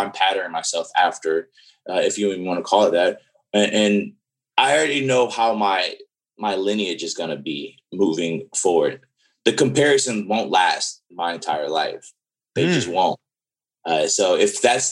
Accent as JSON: {"language": "English", "town": "New Orleans", "region": "Louisiana", "country": "United States", "tie": "born or raised there", "said": "I grew up in New Orleans and I was around a lot of older people in New Orleans"}